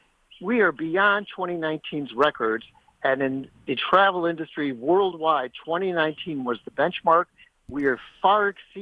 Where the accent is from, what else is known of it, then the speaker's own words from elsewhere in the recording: Midwest, United States; now in Richmond, United States; I'm from the Midwest